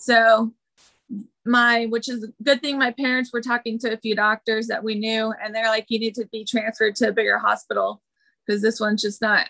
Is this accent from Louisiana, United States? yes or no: no; Lodi, California, United States; born or raised there; also born or lived in Red Bluff, California; now in Carlsbad, United States